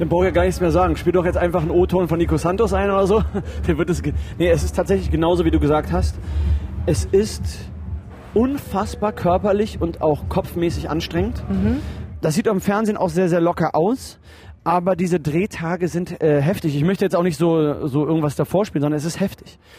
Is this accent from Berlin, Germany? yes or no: yes; Berlin, Germany; also ich bin ja Österreicher also mein, mein, mein Vater ist Österreicher und äh, ich bin in Berlin aufgewachsen